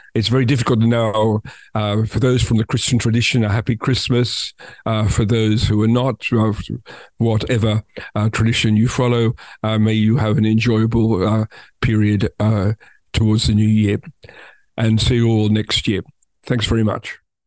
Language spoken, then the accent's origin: English; Australia; as somebody from Australia